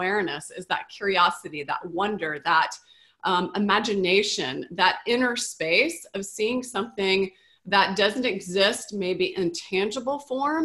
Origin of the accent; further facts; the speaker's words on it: the South, United States; moved away; also born or lived in California; Growing up in the South